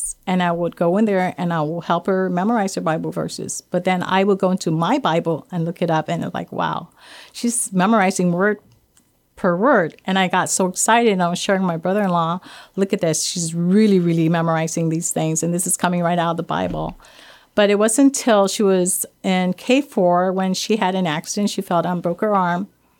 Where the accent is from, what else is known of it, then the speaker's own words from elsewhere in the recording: Guam; I grew up in Guam, yes. And we grew up in a Catholic family.